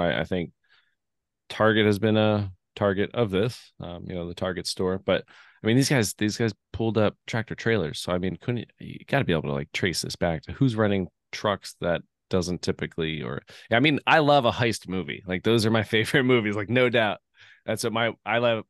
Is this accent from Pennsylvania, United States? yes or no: yes; Lehigh Valley, Pennsylvania, United States; I grew up in Lehigh Valley